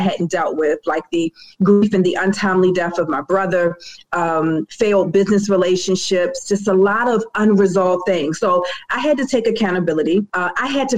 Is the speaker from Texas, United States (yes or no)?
no; Baltimore, Maryland, United States; I am from Bmore, born and raised